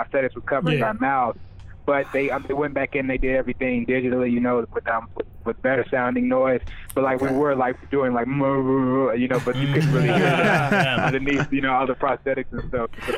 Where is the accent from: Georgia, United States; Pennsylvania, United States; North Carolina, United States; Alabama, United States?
Georgia, United States; also born or lived in Aiken, South Carolina; I was born in Aiken, South Carolina, but raised predominantly in Georgia